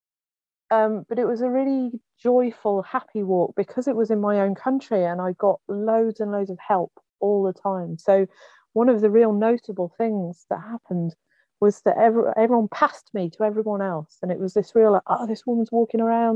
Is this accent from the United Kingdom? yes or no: yes; England, United Kingdom; moved away as an adult; now in Wales, United Kingdom; I was born in Wales. I grew up in England.